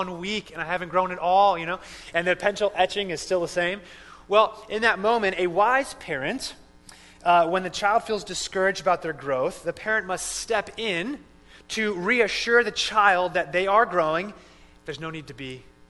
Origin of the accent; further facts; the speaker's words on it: Phoenix, Arizona, United States; I grew up in Phoenix